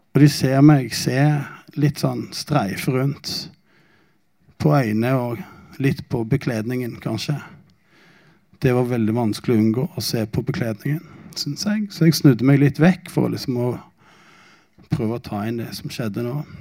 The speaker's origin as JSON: {"language": "Norwegian", "country": "Norway", "said": "jeg er jo norsk"}